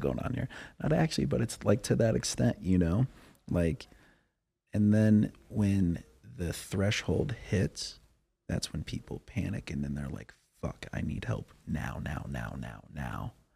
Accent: Cheyenne, Wyoming, United States; I'm from Cheyenne, Wyoming, so that's an hour north of Denver

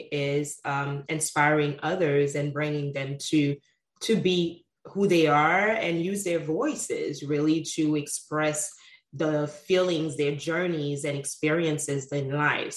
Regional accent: Haiti; moved away; also born or lived in Sint Maarten; at 6 months old, my mother and father took me to Haiti, where I was raised and brought up by my grandparents on my mother's side

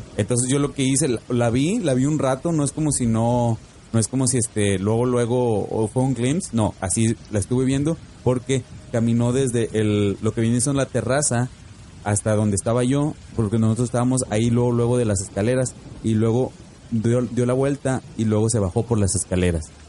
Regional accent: Monterrey, Nuevo León, Mexico; now in Phoenix, United States; yo soy oriundo de Monterrey

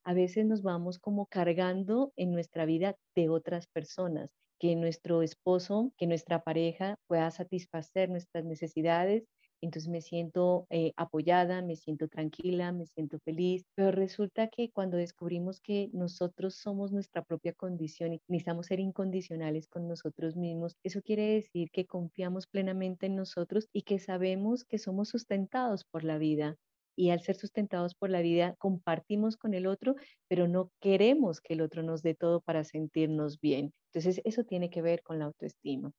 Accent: Colombia

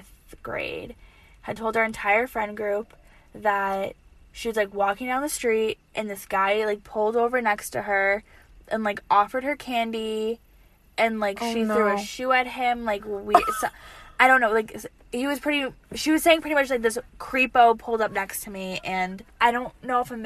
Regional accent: Boston, Massachusetts, United States; I was born in Newton Wellesley Hospital, but, like, born and raised in Boston. You know, like, grew up in Boston

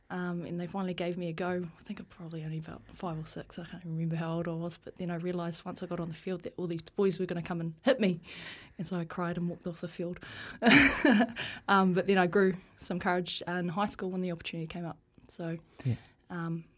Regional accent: Taihape, Manawatū-Whanganui, New Zealand; also born or lived in Palmerston North; I was born in Palmerston North. Yeah. Grew up in a small town called Taihape.

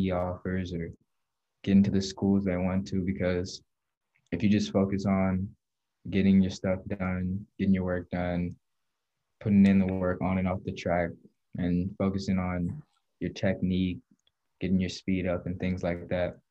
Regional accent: Oakland, California, United States; I'm from Oakland, California

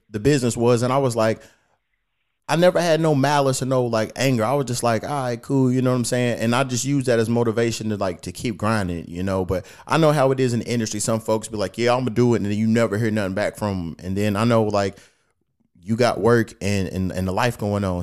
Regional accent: Kentucky, United States; now in Los Angeles, United States; I'm back here in my hometown in uh, Kentucky

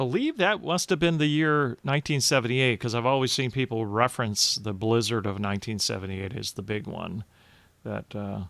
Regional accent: Phoenix, Arizona, United States; also born or lived in Georgia; now in Michigan, United States; I grew up in Phoenix

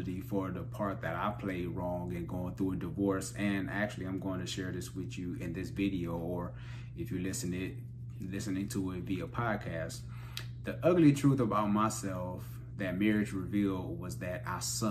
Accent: Cleveland, Ohio, United States; There was so much stuff going on in the hood growing up in Cleveland

